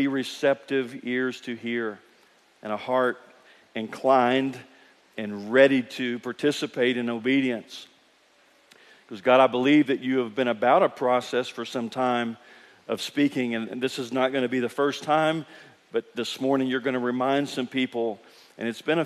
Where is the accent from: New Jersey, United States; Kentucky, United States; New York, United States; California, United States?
Kentucky, United States; I grew up in Kentucky